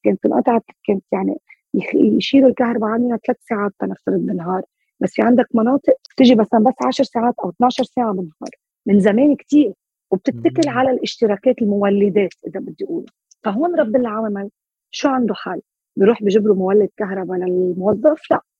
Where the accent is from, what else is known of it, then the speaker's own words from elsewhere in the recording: Lebanon; كلنا كلبنانية